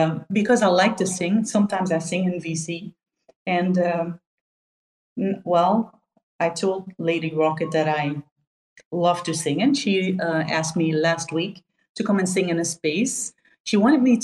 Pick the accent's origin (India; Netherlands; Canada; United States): Netherlands; I'm from Holland